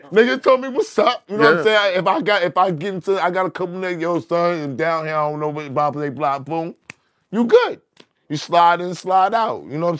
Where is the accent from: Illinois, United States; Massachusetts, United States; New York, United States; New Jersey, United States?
New York, United States; I'm from New York.